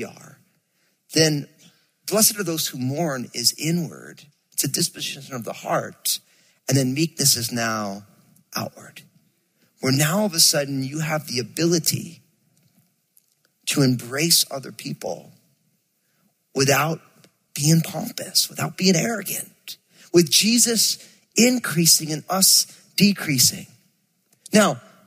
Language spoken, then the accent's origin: English; New Jersey, United States; I'm from Jersey, and so I moved this sweet, angelic California girl to Jersey